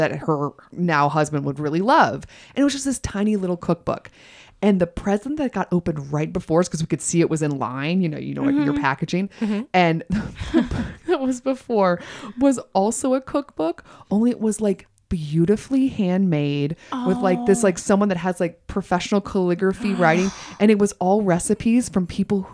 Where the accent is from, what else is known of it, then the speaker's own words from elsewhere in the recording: the South, United States; I'm from the South.